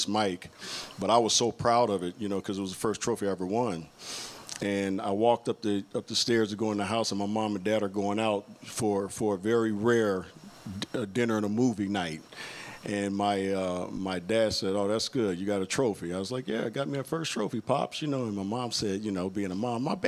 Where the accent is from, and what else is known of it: Inglewood, California, United States; born or raised there; also born or lived in Utah